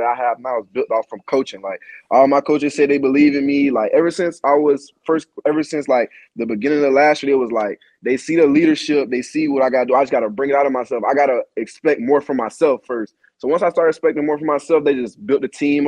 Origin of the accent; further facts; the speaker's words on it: Savannah, Georgia, United States; I'm a kid from Savannah, Georgia